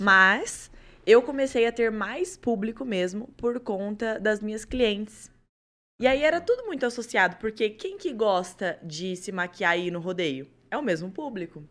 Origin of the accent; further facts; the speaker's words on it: Colorado, Paraná, Brazil; Eu realmente sou de Colorado. Eu nasci lá e comecei por lá.